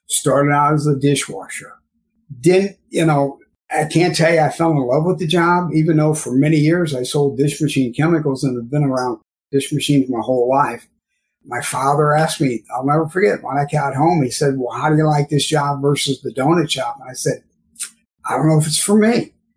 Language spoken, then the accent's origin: English; St. Louis, Missouri, United States; now in New York, United States; I'm originally from St. Louis, Missouri, what they call the suburbs out in the West County area